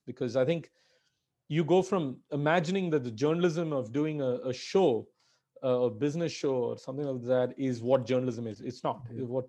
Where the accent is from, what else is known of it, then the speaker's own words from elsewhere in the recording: India; English is a second language; Being an Indian is a huge disadvantage or being where I'm from, being, from the emerging world.